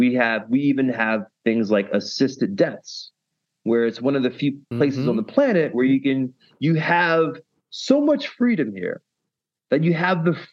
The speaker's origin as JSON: {"language": "English", "country": "United States", "moved": "as an adult", "lives_now": "Netherlands", "said": "America. Obviously, that's like my home country"}